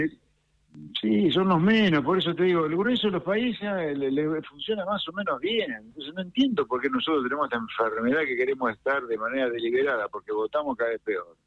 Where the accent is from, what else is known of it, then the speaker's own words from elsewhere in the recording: Pergamino, Buenos Aires Province, Argentina; Yo soy nacido en Pergamino, en un pueblito